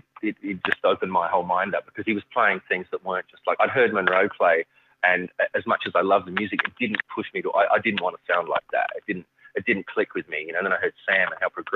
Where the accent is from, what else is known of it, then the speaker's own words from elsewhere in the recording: Adelaide, South Australia, Australia; moved away; I'm from Adelaide, which is right down south central coast of Australia